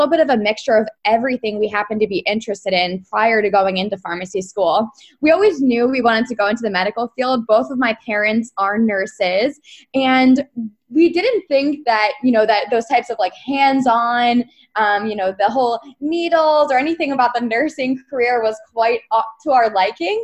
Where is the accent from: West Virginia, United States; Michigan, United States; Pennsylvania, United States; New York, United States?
Pennsylvania, United States; Philadelphia; So we were all born and raised in Philadelphia. At first we lived in the Northeast, but then we moved out to the suburbs for middle school.